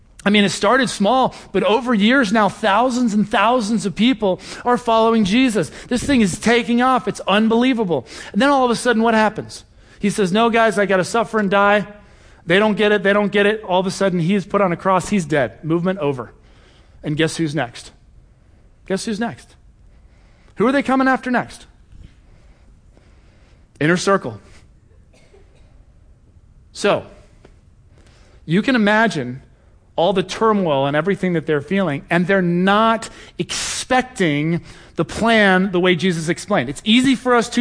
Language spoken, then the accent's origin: English; Cincinnati, Ohio, United States; moved away; I'm from Cincinnati originally